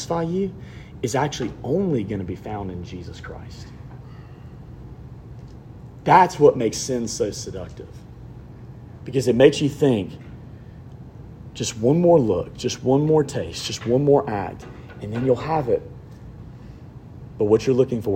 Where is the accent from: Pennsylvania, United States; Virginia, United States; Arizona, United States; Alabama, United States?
Alabama, United States; I'm from Alabama